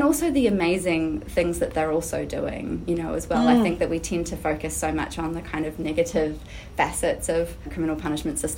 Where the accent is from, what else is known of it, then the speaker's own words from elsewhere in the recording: New Zealand; now in Australia; I'm actually originally from Aotearoa, New Zealand, but have lived in Australia for a number of years now.